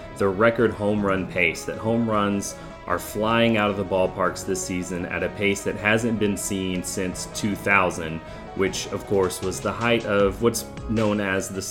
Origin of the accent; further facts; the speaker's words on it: Houston, Texas, United States; I grew up in the Houston area